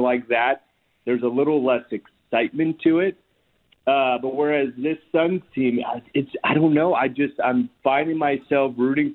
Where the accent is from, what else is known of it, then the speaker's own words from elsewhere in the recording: New York, United States; moved away as an adult; now in Chandler, United States; I'm actually born and raised in New York